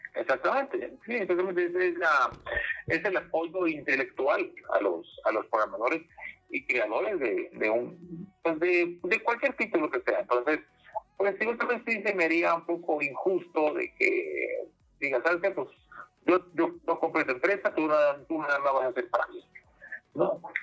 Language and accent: Spanish; Mexico; mexicanos somos norteamericanos